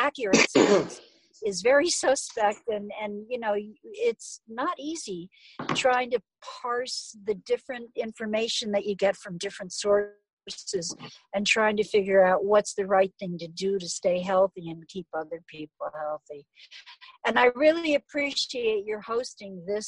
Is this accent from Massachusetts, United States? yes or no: no; New York, United States; now in Phoenix, United States; I'm from New York, so I check in frequently with friends and neighbors in New York